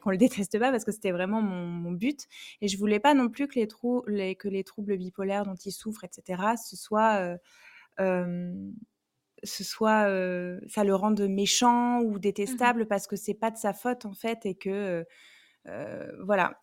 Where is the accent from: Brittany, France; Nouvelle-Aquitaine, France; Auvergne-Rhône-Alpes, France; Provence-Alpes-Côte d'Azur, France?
Nouvelle-Aquitaine, France; Bordeaux area; je viens de Bordeaux